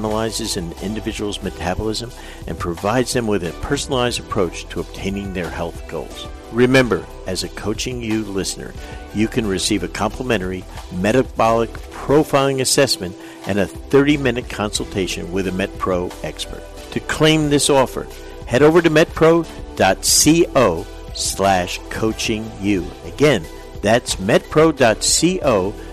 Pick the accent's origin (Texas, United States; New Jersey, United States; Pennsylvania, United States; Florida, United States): New Jersey, United States; I'm from Jersey.